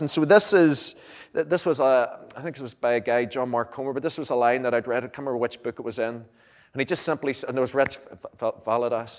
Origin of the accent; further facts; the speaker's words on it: Lurgan, Northern Ireland, United Kingdom; moved away as an adult; now in Moira, United Kingdom; I'm from, well, I'm traditionally from Lurgan.